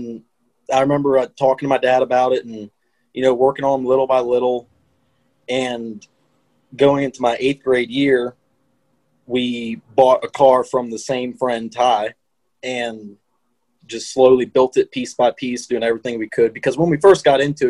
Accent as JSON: {"language": "English", "town": "Louisa", "region": "Virginia", "country": "United States", "said": "I'm originally from Louisa, Virginia, a little town right between Charlottesville"}